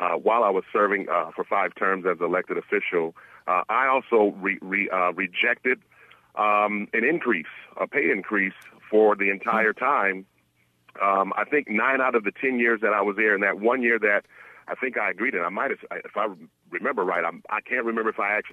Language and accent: English; Michigan, United States; moved away; elected county official as well back in my home state of Michigan